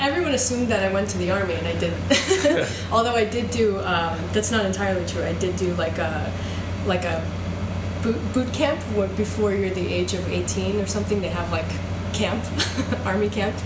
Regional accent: Long Island, New York, United States; also born or lived in Israel / Queens / St. Louis, Missouri; we moved here to New York when I was four. So I grew up mostly in New York

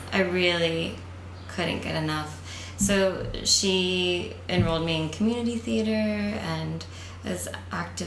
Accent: Central Florida, United States; moved away as an adult; also born or lived in Tallahassee, Florida; now in New York, United States; I'm from Florida. Yeah. From like outside of Tampa area. Like born in Tallahassee, which is where Florida State is. And then raised in Central Florida.

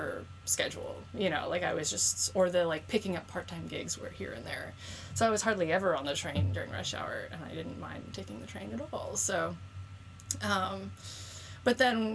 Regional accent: Southwest Florida, United States; now in New York, United States; I grew up in Florida, like Southwest Florida, close to the beaches

